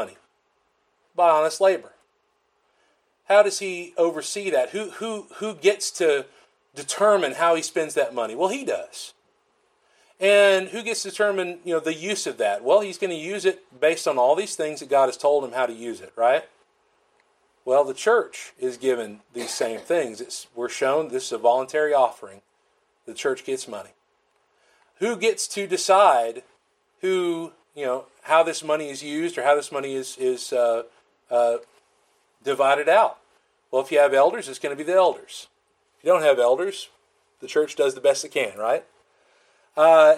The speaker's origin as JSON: {"language": "English", "town": "Florence", "region": "Alabama", "country": "United States", "tie": "born or raised there", "moved": "yes", "lives_now": "Columbus, MS, United States", "said": "I call it my hometown, but in Florence"}